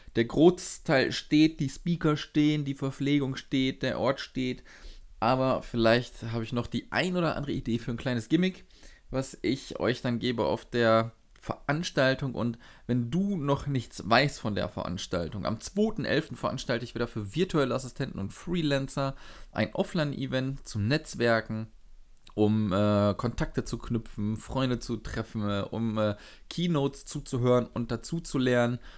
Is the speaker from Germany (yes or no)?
yes; Sauerland, Arnsberg district, North Rhine-Westphalia, Germany; ich komme aus dem Sauerland und das ist so mhm. aber am Rande, ähm, Kreis Arnsberg